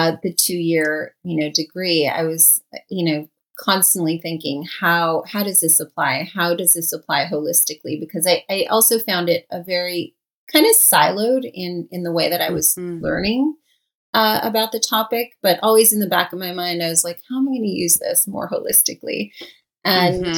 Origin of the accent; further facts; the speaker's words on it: Los Angeles, California, United States; So I grew up in LA. I'm actually a Los Angeles native